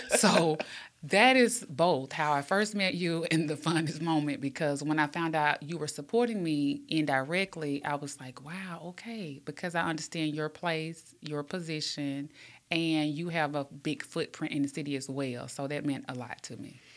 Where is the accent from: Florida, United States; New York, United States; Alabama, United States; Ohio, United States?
Alabama, United States; Birmingham; born and raised in Pratt City